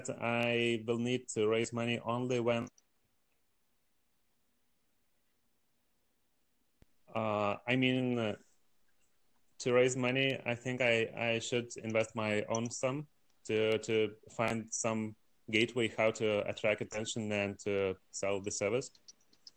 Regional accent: Lithuania; from Lithuania in Europe

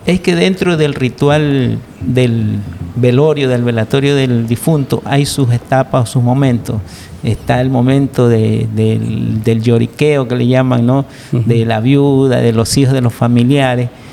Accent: Guayaquil, Guayas, Ecuador; Yo soy nacido en Guayaquil, pero mi, pa, mi madre era de Manabí y mi padre pues era migrado de Milagro

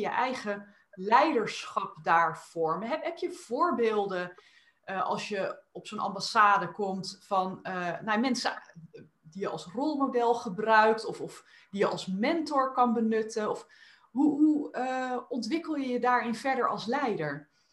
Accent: Netherlands; als Nederlanders

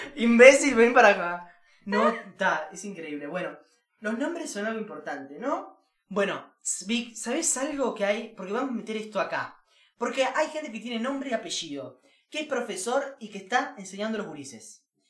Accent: Uruguay

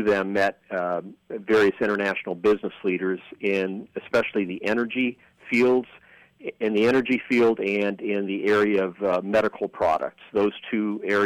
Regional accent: Dayton, Ohio, United States; I was growing up in Dayton, Ohio, which is where I was born after my parents came over

